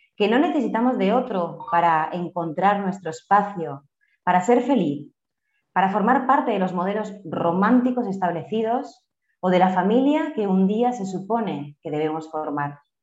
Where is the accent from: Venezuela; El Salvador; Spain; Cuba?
Spain; moved away as an adult; now in Colombia; soy española, vengo de un contexto rural, eh, yo soy de un pueblito de unos 8.000 habitantes aproximadamente